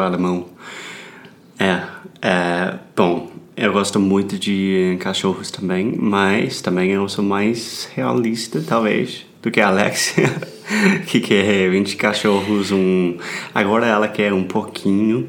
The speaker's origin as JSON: {"language": "Portuguese", "country": "United States", "second_language": "Portuguese", "said": "I'm an American learning Brazilian Portuguese."}